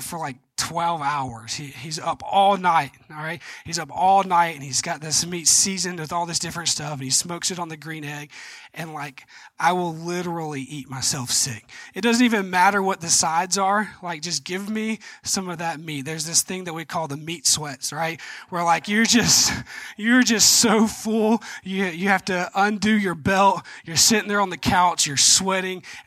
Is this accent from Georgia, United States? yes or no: yes; Georgia, United States; I'm from Georgia